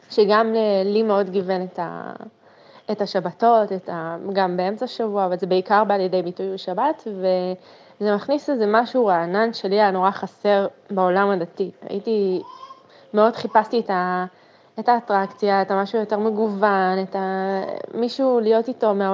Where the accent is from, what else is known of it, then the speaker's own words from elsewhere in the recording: Jerusalem, Jerusalem District, Israel; בת 33, גדלתי ברמות.